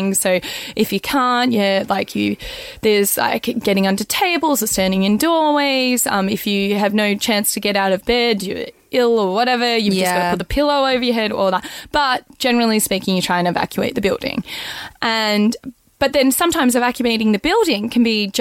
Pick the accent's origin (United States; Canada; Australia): Australia; I'm an Australian